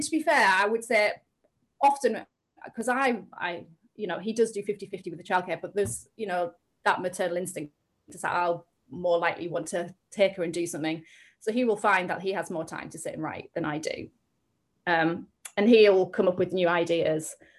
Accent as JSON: {"language": "English", "area": "the Northeast", "region": "North East England", "country": "United Kingdom", "moved": "as an adult", "lives_now": "Cambridgeshire, United Kingdom", "said": "we're both from the Northeast and we both really identify with a certain area"}